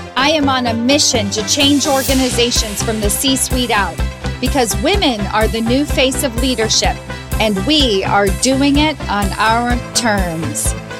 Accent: Kentucky, United States; moved away as an adult; also born or lived in New York City; took me home, meaning back to Kentucky.

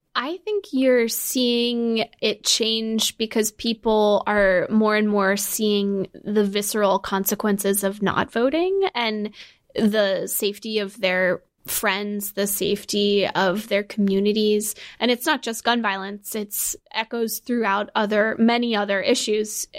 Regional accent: Connecticut, United States; I'm from Connecticut

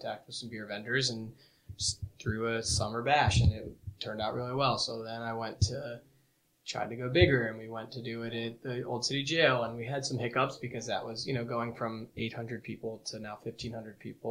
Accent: Potomac, Maryland, United States; moved away; I grew up in Potomac, Maryland, so about 15 minutes outside of D.C

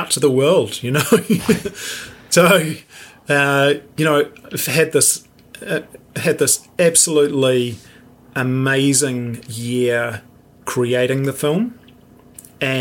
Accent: New Zealand; we are so spoiled, you know, to have this amazing country

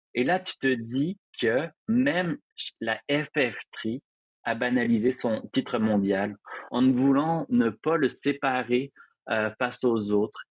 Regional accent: Montreal, Quebec, Canada; chez moi à Montréal

